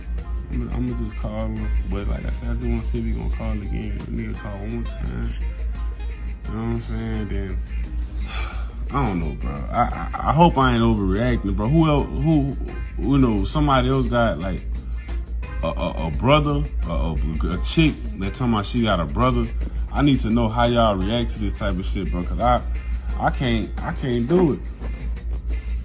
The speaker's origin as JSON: {"language": "English", "region": "Louisiana", "country": "United States", "said": "Y'all hear it in my voice. I'm from Louisiana"}